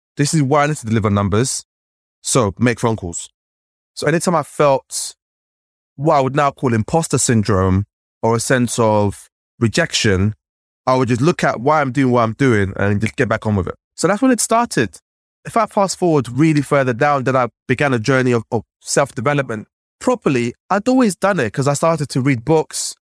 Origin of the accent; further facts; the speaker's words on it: London, United Kingdom; growing up in London